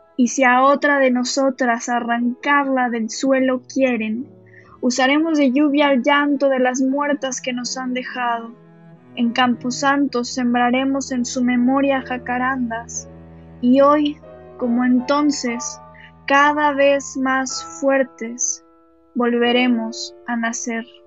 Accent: Mexico; also born or lived in Barcelona, Spain; ya en México he vivido desde, que tengo uso de razón, desde que tengo memoria y es, es por eso que yo me considero mexicana, porque es, es este el país en el que he crecido

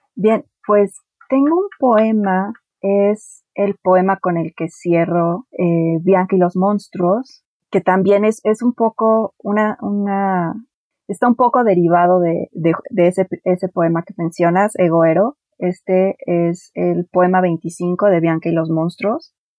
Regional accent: Mexico City, Mexico; Mi familia originalmente somos de Mazatlán. Yo soy la primera persona que nació aquí en la Ciudad de México.

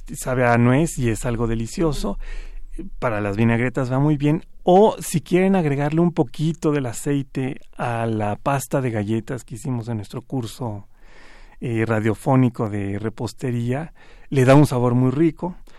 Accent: Mexico; nosotros como mexicanos

